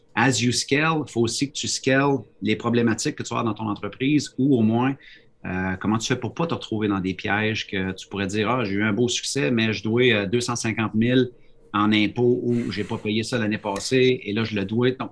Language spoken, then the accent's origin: French; Quebec, Canada; now in New Brunswick, Canada; je suis un Québécois, mais je suis au Nouveau-Brunswick.